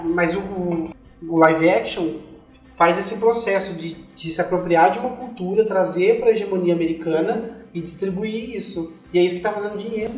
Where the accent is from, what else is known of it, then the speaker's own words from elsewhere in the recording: Southeast Brazil, Brazil; dos sudestinos, né, que somos nós, do Sudeste